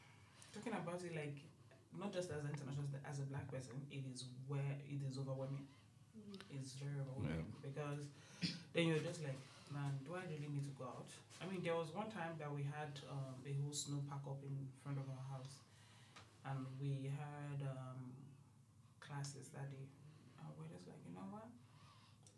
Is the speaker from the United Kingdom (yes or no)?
no; Nigeria; moved away as an adult; also born or lived in Europe; now in Corner Brook, Canada; I was born in Nigeria, raised in Nigeria, I've lived in Nigeria, and then I left to Europe